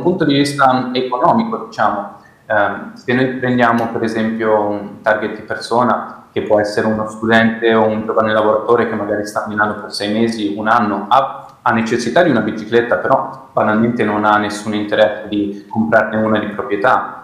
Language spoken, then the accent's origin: Italian; Milan, Lombardy, Italy; sono nato e cresciuto a Milano